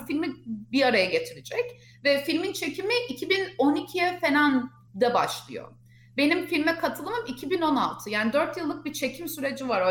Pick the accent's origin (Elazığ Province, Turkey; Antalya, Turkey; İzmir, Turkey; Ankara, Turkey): Ankara, Turkey; moved away as an adult; now in United States; Ankara doğumluyum. Ankara'da büyüdüm, okula Ankara'ya gittim